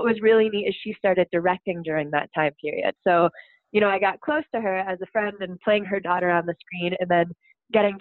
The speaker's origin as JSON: {"language": "English", "town": "Buffalo Grove", "region": "Illinois", "country": "United States", "tie": "born or raised there", "moved": "yes", "said": "I grew up in Buffalo Grove, Illinois. So that's near Chicago"}